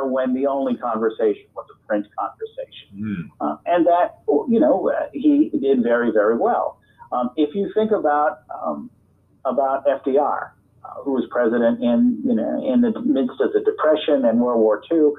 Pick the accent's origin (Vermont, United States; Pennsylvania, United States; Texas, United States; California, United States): Vermont, United States; moved away as an adult; also born or lived in Kansas City, Missouri / Washington; now in Fredericksburg, United States; I grew up in Vermont